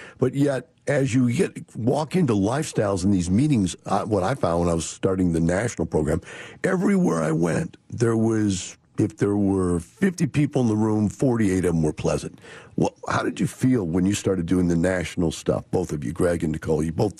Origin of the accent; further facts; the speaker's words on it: Wisconsin, United States; now in Texas, United States; I came from Wisconsin, which is a radically liberal leftist kind of state. And I lived in the Capitol and the college, both in the same town.